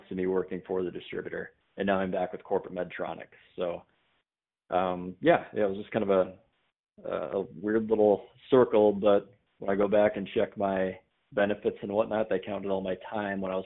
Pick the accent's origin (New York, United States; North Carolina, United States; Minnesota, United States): Minnesota, United States; also born or lived in North Dakota; I'm a Minnesota guy. I grew up in Minnesota.